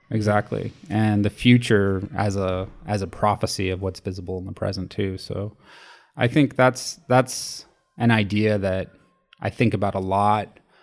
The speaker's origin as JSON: {"language": "English", "town": "Los Angeles", "region": "California", "country": "United States", "tie": "born or raised there", "said": "my childhood growing up in Los Angeles"}